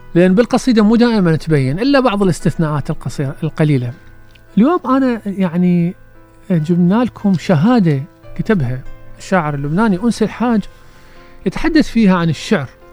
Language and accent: Arabic; Iraq; عندنا في العراق